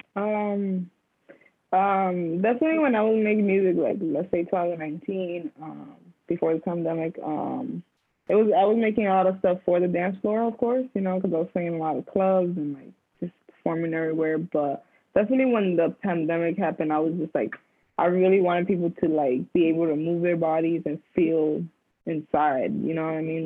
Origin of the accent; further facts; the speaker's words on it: Union City, New Jersey, United States; now in New York, United States; growing up in New Jersey, I lived in the city called Union City